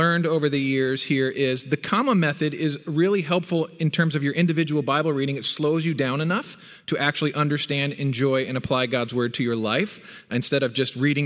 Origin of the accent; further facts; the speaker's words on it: New Jersey, United States; moved away; I was born in North Jersey, right across the river from Manhattan. Grew up in the Northeast